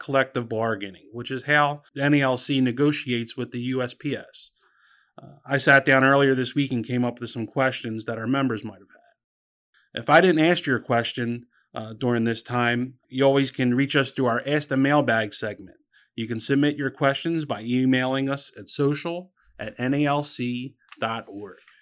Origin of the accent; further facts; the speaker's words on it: Philadelphia, Pennsylvania, United States; moved away; I'm originally from Philadelphia, carrier from Branch one five seven